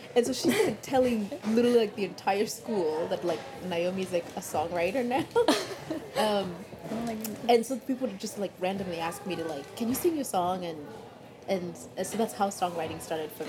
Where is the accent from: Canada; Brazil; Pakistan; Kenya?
Kenya; now in Seattle, United States; growing up in Kenya